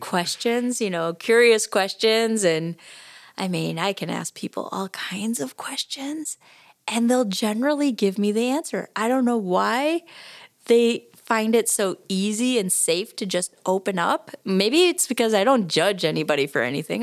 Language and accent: English; Rhinelander, Wisconsin, United States; moved away; also born or lived in Oshkosh, Wisconsin; I grew up in Rhinelander, but Oshkosh is my hometown